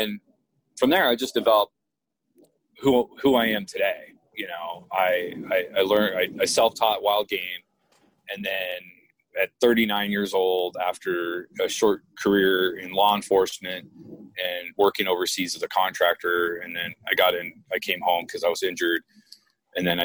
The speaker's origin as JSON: {"language": "English", "town": "Woodland Park", "region": "Colorado", "country": "United States", "tie": "born or raised there", "also_born_or_lived": "Illinois", "said": "I'm from Illinois, but I was raised at the base of Pikes Peak in Woodland Park, Colorado."}